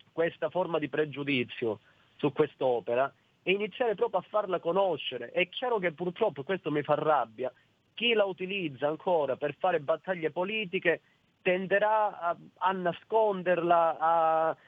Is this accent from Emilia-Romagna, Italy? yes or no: no; Calabria, Italy; Io stesso, eh, da calabrese